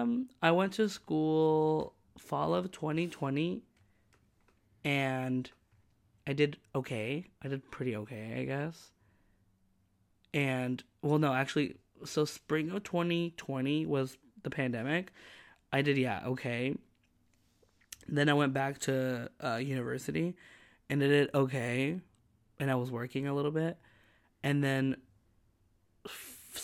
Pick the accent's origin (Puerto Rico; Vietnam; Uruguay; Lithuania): Uruguay; moved away; I'm going to my birth country after 15 years of not having gone